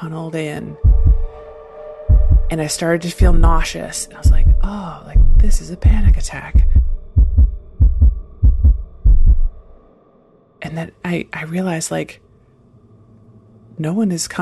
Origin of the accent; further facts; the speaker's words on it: Syracuse, New York, United States; I am from Syracuse, New York